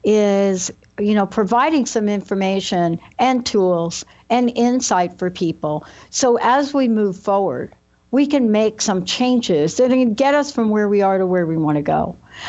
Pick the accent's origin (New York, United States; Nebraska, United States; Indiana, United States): New York, United States; Growing up in New York